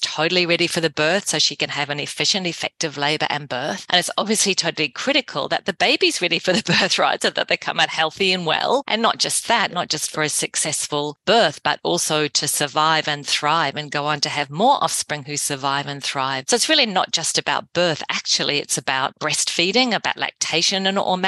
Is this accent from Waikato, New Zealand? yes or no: no; Whangarei, Northland, New Zealand; my father was an obstetrician in my hometown of Whangarei in New Zealand